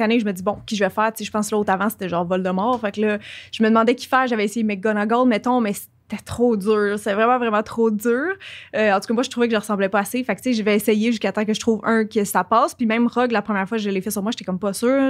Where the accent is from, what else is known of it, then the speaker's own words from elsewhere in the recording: Quebec, Canada; accent: Québécois; j'ai un accent québécois